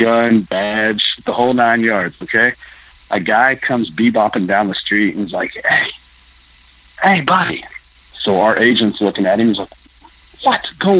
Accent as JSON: {"language": "English", "town": "Lexington", "region": "Kentucky", "country": "United States", "tie": "born or raised there", "moved": "as an adult", "lives_now": "Iowa, United States", "said": "Where I grew up in Lexington, Jesmond County area"}